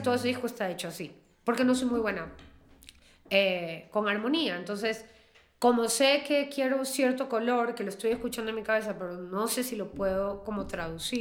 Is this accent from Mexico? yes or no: no; Peru; first language Spanish; como nosotros, Perú